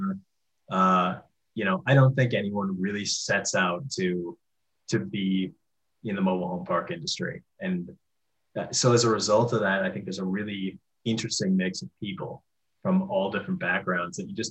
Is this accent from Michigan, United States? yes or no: no; Denver, Colorado, United States; also born or lived in Minneapolis; I'm from Denver and kind of wanted to move back.